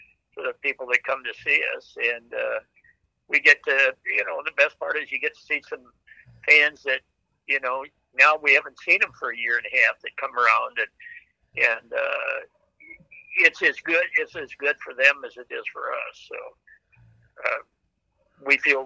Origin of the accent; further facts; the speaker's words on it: Fargo, North Dakota, United States; moved away; I grew up in Fargo, North Dakota